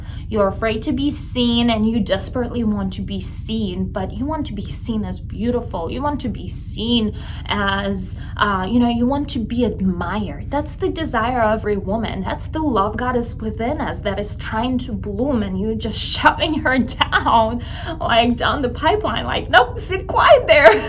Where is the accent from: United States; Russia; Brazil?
Russia; moved away; growing up in Russia